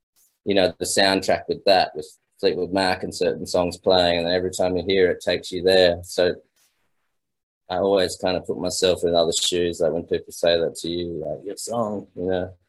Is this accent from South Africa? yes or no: no; Australia; It was great because my father's a musician, so I grew up in pubs and clubs and the classic Australian beer gardens